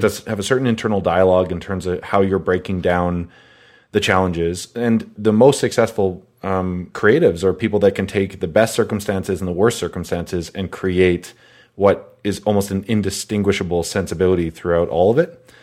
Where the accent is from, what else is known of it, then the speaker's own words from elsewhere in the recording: Calgary, Alberta, Canada; growing up in Calgary